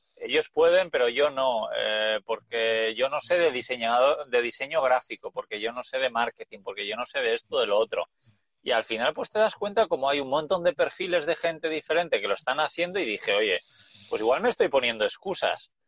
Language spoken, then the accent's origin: Spanish; Basque Country, Spain; moved away as an adult; also born or lived in Australia; Yo soy de España, bueno, soy del País Vasco